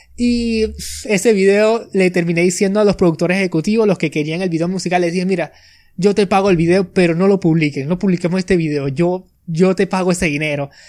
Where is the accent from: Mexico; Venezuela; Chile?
Venezuela; soy de Venezuela, nací por aquí y he pasado toda mi vida por aquí